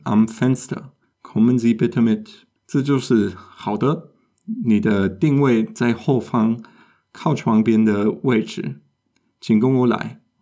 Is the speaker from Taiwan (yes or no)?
no; Germany; 我们德国人去意大利餐厅也常常会做